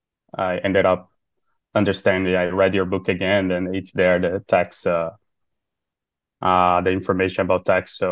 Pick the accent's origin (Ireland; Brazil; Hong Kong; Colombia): Brazil; also born or lived in Japan; now in Qatar; I'm from Brazil originally